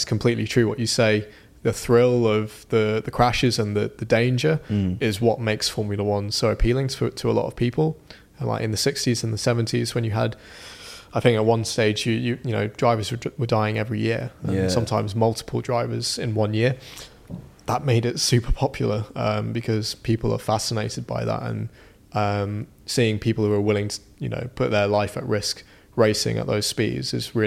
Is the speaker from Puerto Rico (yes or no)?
no; United Kingdom; I'm British